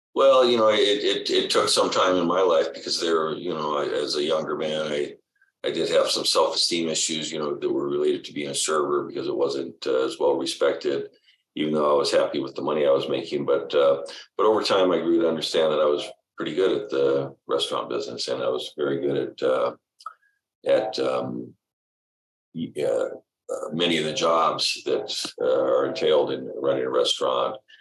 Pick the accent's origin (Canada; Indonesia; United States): United States; Detroit, Michigan; also born or lived in Los Angeles; our family went back and forth between L.A. and Detroit, but I was born in Detroit and spent uh, yeah uh, okay junior high and high school there.